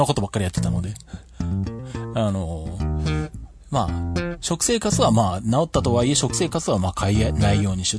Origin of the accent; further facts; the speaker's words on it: Shizuoka, Japan; 地元の静岡県体操協会